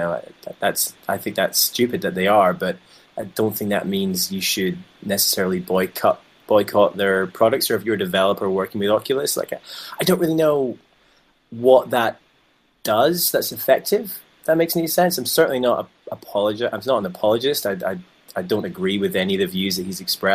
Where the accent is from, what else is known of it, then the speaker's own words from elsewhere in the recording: United Kingdom; I'm just a cynical Brit